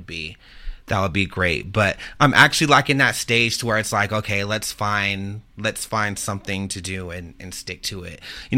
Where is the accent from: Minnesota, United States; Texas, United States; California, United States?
Texas, United States; San Antonio; also born or lived in Ohio; I'm from Texas. I'm from San Antonio. Mm-hmm. I kind of grew up there. I was raised between there, and as a child, I grew up in Ohio